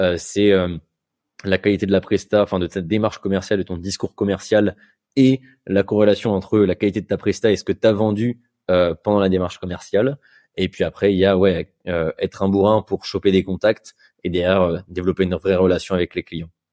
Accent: Bordeaux, Nouvelle-Aquitaine, France; je suis, de Bordeaux

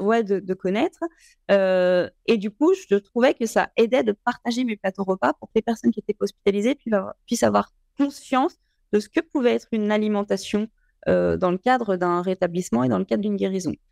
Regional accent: Lyon, Auvergne-Rhône-Alpes, France; je suis née à Lyon 8e. J'ai grandi euh, donc dans, un milieu euh, extrêmement privilégié dont j'ai conscience. J'ai grandi dans les Monts d'Or

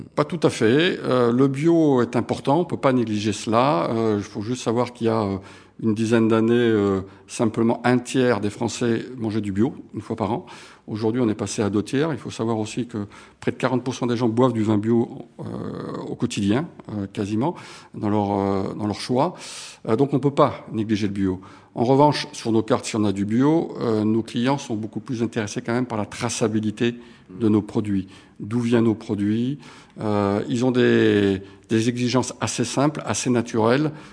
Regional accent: Montpellier, Occitania, France; now in Paris, France; je suis né à Montpellier. Euh, ce sont mes racines. Euh, alors je vis maintenant à Paris pour des raisons professionnelles

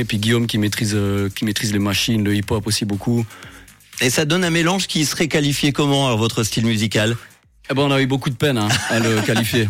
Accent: Sierre, Valais, Switzerland; la région Sierroise d'où on vient.

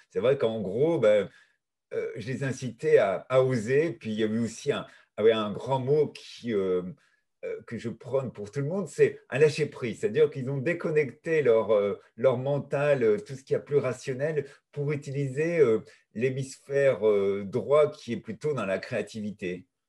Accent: Brittany, France; je suis breton

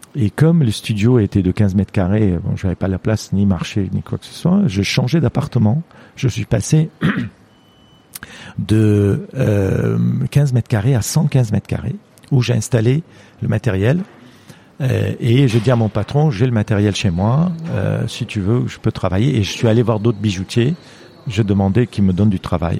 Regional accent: Lebanon; French is a second language; moved away as an adult; also born or lived in Marseille, France; now in France; je suis né il y a 58 ans au Liban

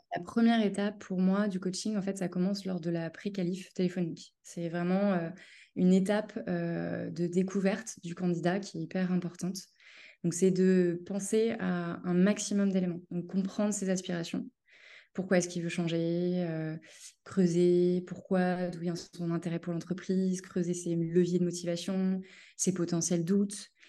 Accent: Cholet, Pays de la Loire, France; moved away as an adult; now in Paris, France; je suis originaire de Cholet, une ville qui est située entre Nantes et Angers, et j'habite depuis 12 euh, ans à Paris.

